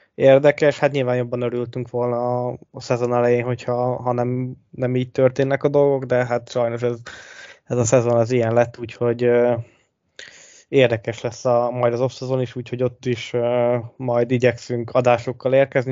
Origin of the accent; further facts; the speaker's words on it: Hungary; hogy le se tagadhatnánk, hogy magyarok vagyunk